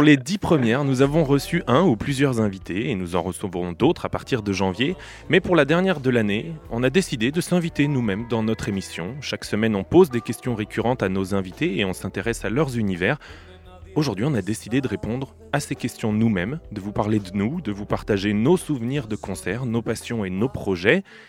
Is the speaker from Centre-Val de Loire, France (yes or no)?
yes; Bourges, Centre-Val de Loire, France; also born or lived in Switzerland; now in Nantes, France; J'ai grandi dans la région centre, à Bourges